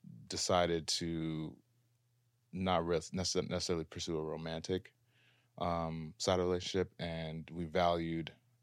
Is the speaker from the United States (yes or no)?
yes; Minneapolis, Minnesota, United States; now in Los Angeles, United States; Out here in LA, doing the thing.